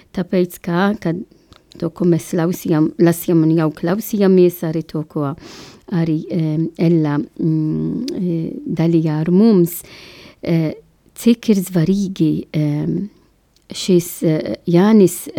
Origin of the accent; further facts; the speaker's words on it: Malta; Latvian is a second language; now in Latvia; es esmu no Maltas oriģināls